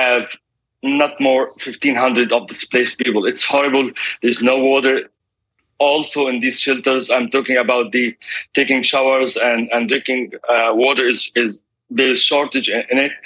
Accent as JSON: {"language": "English", "town": "Gaza City", "region": "Gaza Strip", "country": "Palestine", "also_born_or_lived": "Beit Daras", "said": "I'm also from Gaza City, so I'm here as a displaced family. I'm a refugee. Originally from a town, it's called Beit Daras."}